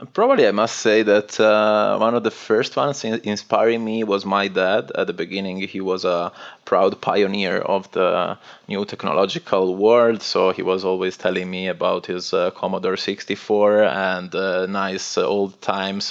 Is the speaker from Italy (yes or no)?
yes; northwest Italy, Italy; English is a second language; moved away as an adult; I'm originally from Italy and northwest of Italy. It's a very little village um, in front of the sea, and uh, I moved out of that place when I was around 18 for university studies